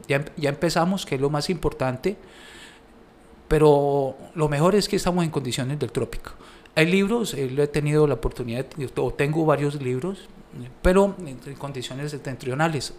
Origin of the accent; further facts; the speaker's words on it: Colombia; para nosotros como colombianos